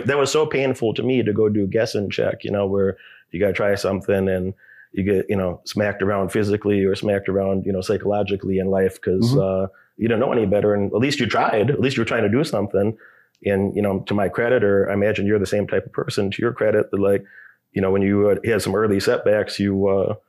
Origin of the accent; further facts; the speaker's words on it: Illinois, United States; I grew up in Illinois